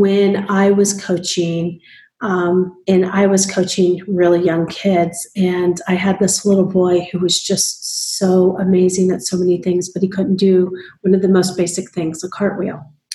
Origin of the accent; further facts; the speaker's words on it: Midwest, United States; I come from the Midwest